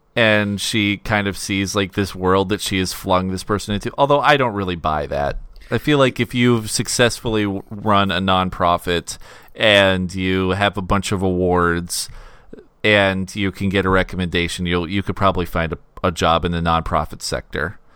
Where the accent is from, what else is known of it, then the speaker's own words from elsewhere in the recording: United States; as an American audience